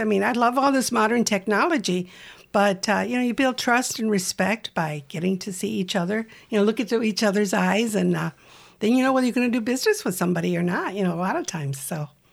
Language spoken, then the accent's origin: English; Uvalde, Texas, United States; I grew up in Texas in a little town called Uvalde